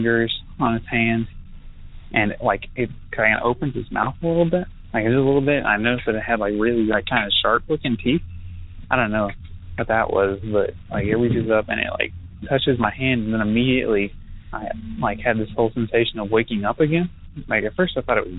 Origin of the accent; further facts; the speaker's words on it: Canyon, Texas, United States; now in Lubbock, United States; I grew up in Canyon, but I live in Lubbock and go to school in Lubbock, Texas